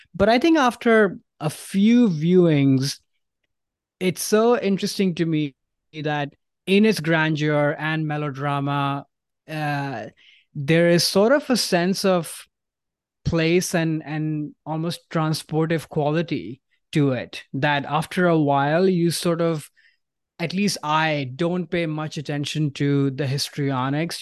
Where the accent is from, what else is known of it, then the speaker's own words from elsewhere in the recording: India; moved away; I grew up in India where there is no fall